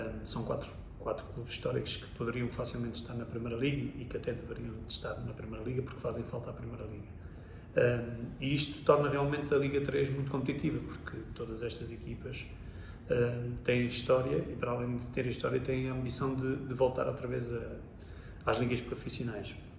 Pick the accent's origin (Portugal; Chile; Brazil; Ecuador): Portugal; Lisbon; cresci em Lisboa, porque sou de Lisboa